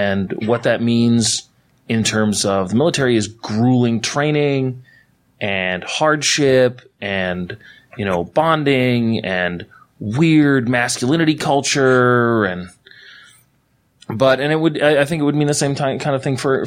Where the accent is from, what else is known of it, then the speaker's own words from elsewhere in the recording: Canada; now in United States; I'm a Canadian and I'm in America